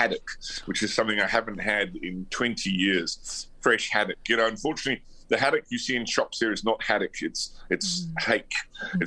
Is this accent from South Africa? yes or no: yes; Johannesburg, Gauteng, South Africa; I grew up in Johannesburg